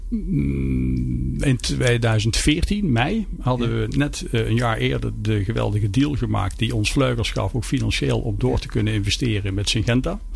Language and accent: Dutch; Peel, Netherlands; bij ons in de Peel, een museum van Jan Vriends